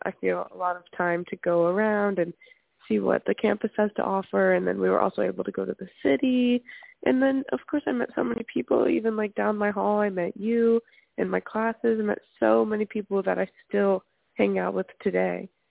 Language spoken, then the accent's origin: English; Louisiana, United States; moved away as an adult; now in Berkeley, United States; I'm from Louisiana.